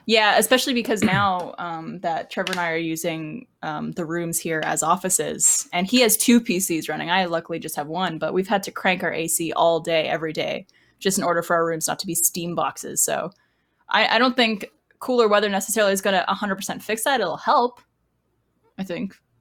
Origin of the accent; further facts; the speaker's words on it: Canada; now in Austin, United States; growing up in Canada